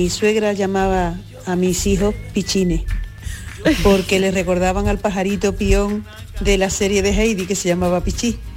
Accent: Marchena, Andalusia, Spain; Que en mi pueblo, yo soy de Marchena y se dice mía a seca.

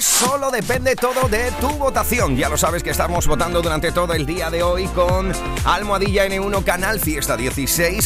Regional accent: Andalusia, Spain; nuestra forma de hablar, para nuestra forma de ser, de sentir, de pensar, de hacer, de vivir

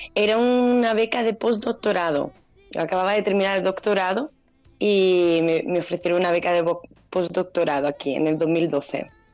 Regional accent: Andalusia, Spain; moved away as an adult; now in Brazil; El de Gata es un homenaje a mi tierra

